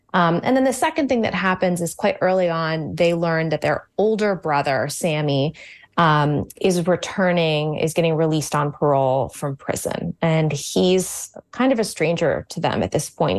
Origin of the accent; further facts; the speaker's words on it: suburbs of Washington, D.C., Virginia, United States; now in Connecticut, United States; I was born in Virginia, in the suburbs of Washington, D C. Um, where m, many of my family and my parents still live today